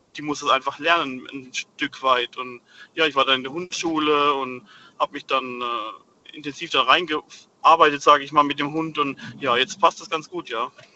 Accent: Rhineland-Palatinate, Germany; moved away; Ich komme gebürtig aus der Südpfalz

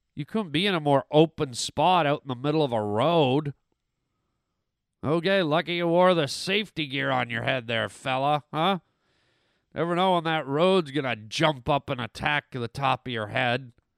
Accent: Canada; moved away; also born or lived in Germany; I grew up in Canada

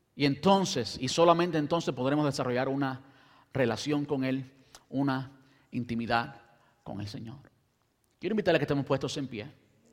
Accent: Cuba; also born or lived in Brandon, United States; now in United States; las condiciones en que crecí en Cuba

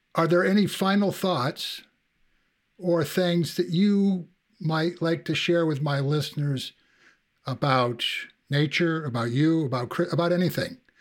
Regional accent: New Hampshire, United States; I can remember growing up in New Hampshire

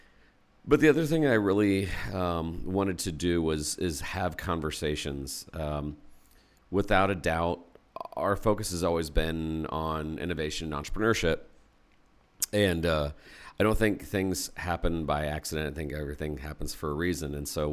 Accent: Indianapolis, Indiana, United States; So I grew up in Indianapolis

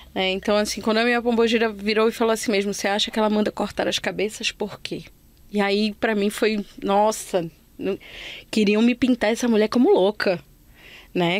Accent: Belém, Pará, Brazil; moved away; foi só quando eu saí de Belém que eu cheguei aqui

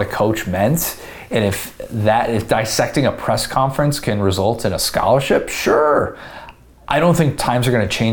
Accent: Illinois, United States; moved away as an adult; also born or lived in Indiana; I am from Illinois. I had to pay out-of-state tuition at Indiana

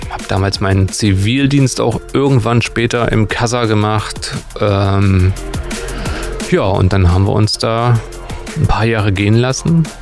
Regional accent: Gera, Thuringia, Germany; Also ich komme äh, aus Gera eigentlich äh, und habe damals, wir hatten einen Verein, die ist 075, da haben wir ganz viele Veranstaltungen in Gera und auf der Muna gemacht.

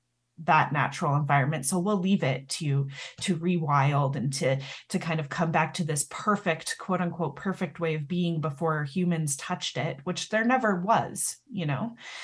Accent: Canada; I'm Canadian, and actually in Canada, it's flipped. So our Conservative Party is blue.

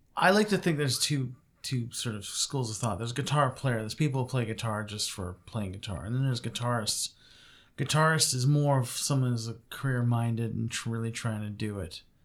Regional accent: Montreal, Quebec, Canada; moved away; originally I was born in Montreal and, um, lived there for ve-, very many years.

